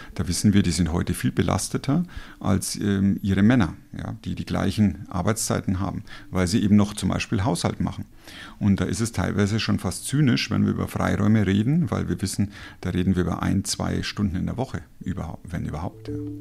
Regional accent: Germany; Als Deutscher

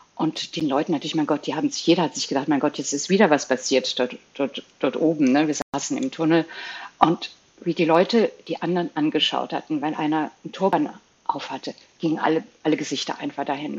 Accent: Belgium; moved away; ich bin Belgierin ursprünglich, hatte ich einen belgischen Pass in Flämisch und Französisch nur ausgestellt.

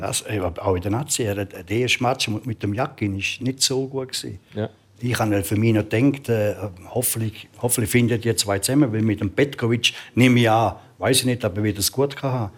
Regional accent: Switzerland; ich bin Schweizer

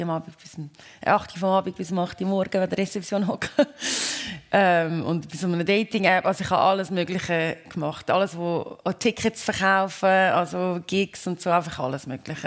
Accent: Switzerland; moved away; wenn ich in der Schweiz bin und mir, mir dann Anja sagt und ich bin da, wo ich aufgewachsen bin

